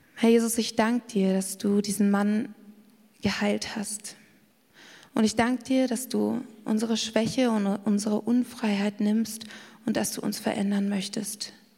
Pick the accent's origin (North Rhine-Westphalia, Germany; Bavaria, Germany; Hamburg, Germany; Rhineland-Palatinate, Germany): Bavaria, Germany; Garmisch-Partenkirchen; ich bin in Garmisch-Partenkirchen aufgewachsen